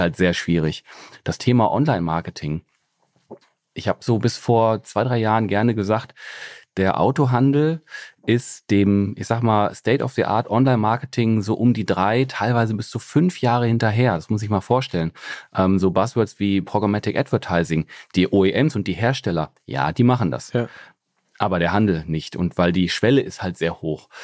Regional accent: Essen, North Rhine-Westphalia, Germany; ich bin aus dem Ruhrgebiet

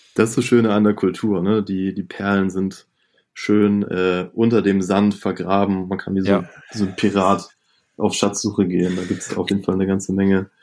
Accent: Itzehoe, Schleswig-Holstein, Germany; ich komme ja gebürtig aus Itzehoe

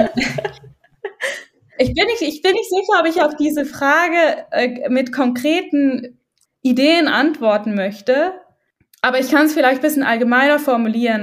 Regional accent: Switzerland; ich als Schweizerin

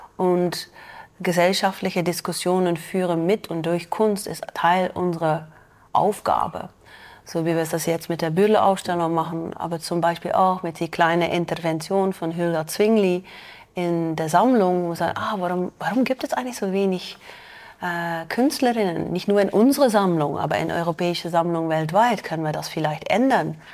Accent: Belgium; German is a second language; moved away as an adult; now in Zürich, Switzerland; in Belgien ist das ziemlich normal. Ja, wir sind auch ein kleines Land

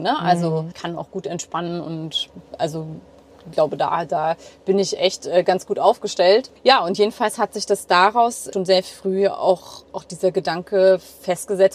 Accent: near Hanover, Lower Saxony, Germany; moved away; In der Nähe von Hannover.

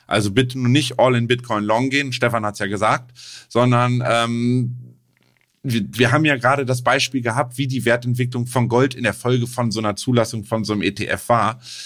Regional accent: Germany; als Deutscher

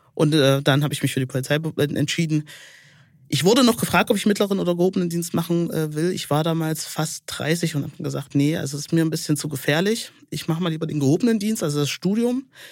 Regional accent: Hohenwarte Dam, Thuringia, Germany; also born or lived in Saalfeld / Erfurt; Ich bin an der Hohen Wartetalsperre aufgewachsen bei meinen Großeltern

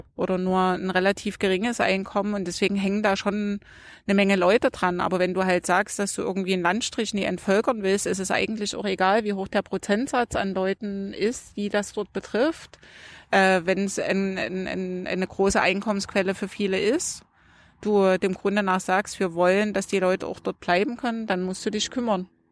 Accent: Saxony, Germany; bei uns in Sachsen

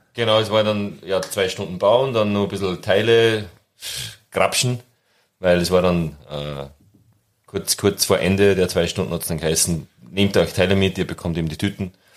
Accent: Austria; als Österreicher und Dialekt am Anfang

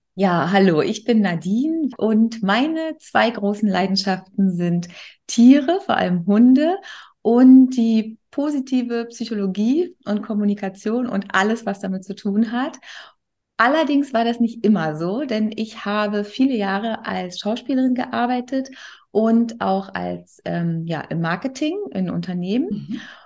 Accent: Berlin, Germany; also born or lived in Bremen; in meine Heimat. Ne? Ich komme ja aus Berlin

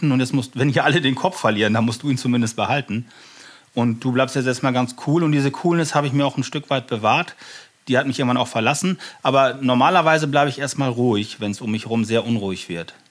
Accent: Germany; Mein Vater kam aus Sri Lanka und deswegen habe ich diesen sehr ungewöhnlichen Namen. Aber ich bin hier in Deutschland geboren und groß geworden. Meine Mutter ist deutsch, ja. Vater aus Asien.

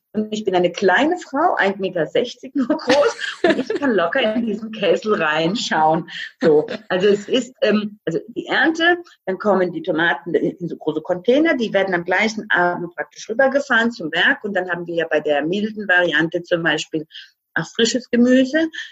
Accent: Croatia; now in Germany; ich bin gebürtige Kroatin.

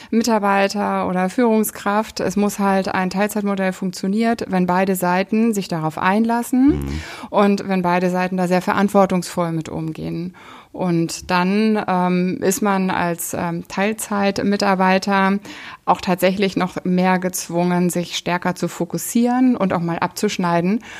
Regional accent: East Germany, Germany; Ich bin im Osten aufgewachsen. Ich bin mit einem anderen Modell aufgewachsen, damit auch mit einem anderen Umfeld.

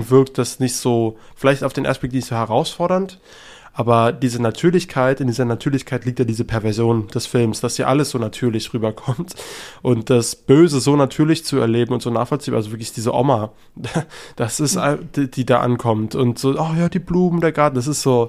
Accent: Germany; als Deutscher

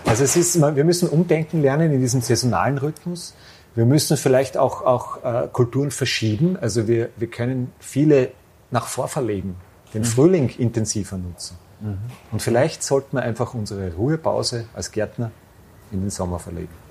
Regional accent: Styria, Austria; ja, ich komme aus dem Ennstal.

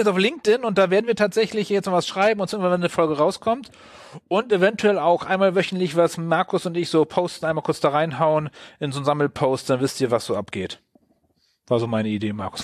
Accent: Wilhelmshaven, Lower Saxony, Germany; aus meiner Heimatstadt

